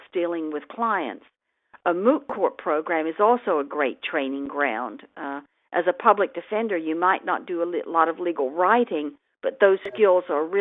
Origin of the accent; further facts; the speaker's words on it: England, United Kingdom; now in United States; I was born in England and moved to the United States in 1960 with my family